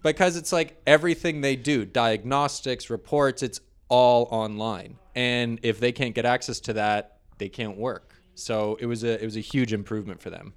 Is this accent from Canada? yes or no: yes; St. Catharines, Ontario, Canada; also born or lived in Toronto; I grew up in Niagara, Saint Catharines. I was Saint Catharines born.